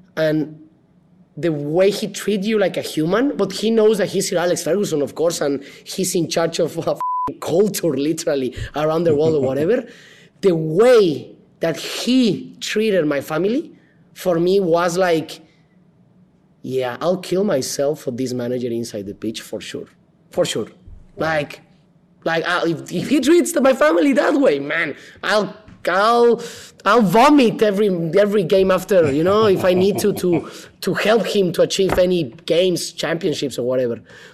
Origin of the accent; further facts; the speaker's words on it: Guadalajara, Jalisco, Mexico; he was speaking from Manchester and I was from Guadalajara, and the first time we spoke.